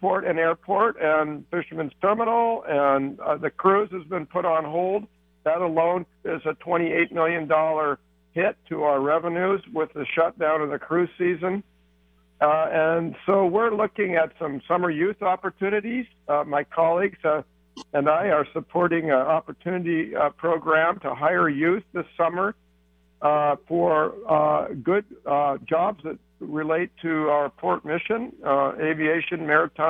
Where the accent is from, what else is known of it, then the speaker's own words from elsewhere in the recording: Seattle, Washington, United States; I was born and raised in the Central District in Seattle, Washington.